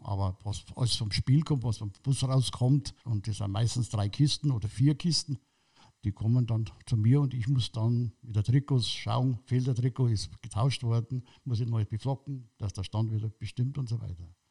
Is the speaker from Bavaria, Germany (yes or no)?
yes; Munich, Bavaria, Germany; Ich bin im Glockenbach aufgewachsen